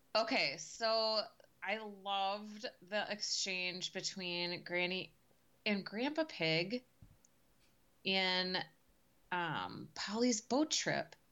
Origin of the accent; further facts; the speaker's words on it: United States; as an American